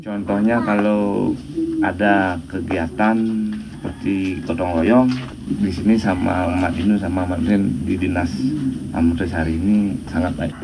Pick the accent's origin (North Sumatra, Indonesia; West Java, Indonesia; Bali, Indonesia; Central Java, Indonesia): Bali, Indonesia; Kami orang Bali